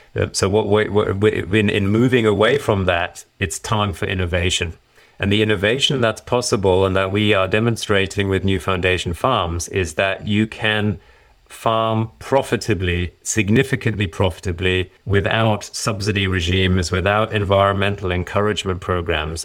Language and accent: English; Germany; also born or lived in Ireland; now in United Kingdom; shortly after I was born, we did return to Germany, and I was, I went to school there, grew up generally, and I then later moved to the U K